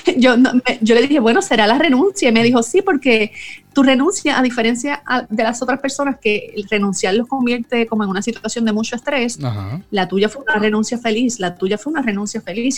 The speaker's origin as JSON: {"language": "Spanish", "country": "Puerto Rico", "said": "soy puertorriqueña, vivo en San Juan, Puerto Rico"}